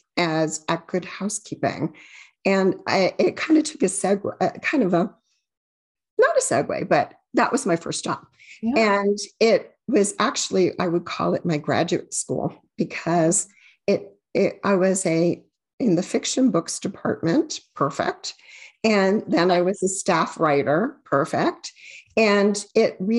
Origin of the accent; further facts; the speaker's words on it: Amherst, Massachusetts, United States; I grew up in Amherst, Massachusetts, and it was, you know, a university town